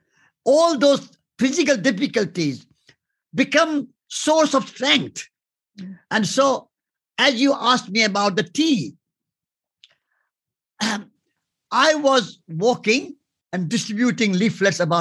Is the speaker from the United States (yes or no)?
no; India; Before I'm an Indian, I'm a human being